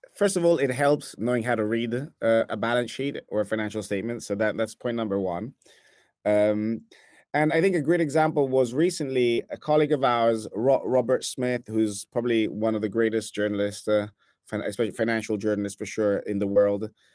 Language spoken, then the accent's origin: English; Italy; accent: Italian; English is a second language; now in New York, United States; I'm originally from Italy, as some might hear from my accent.